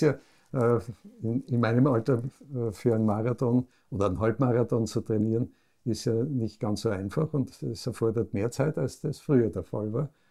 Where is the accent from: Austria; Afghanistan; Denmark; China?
Austria; Graz, Styria; Ich bin dann in Graz aufgewachsen, in einer sehr wohlbehüteten Familie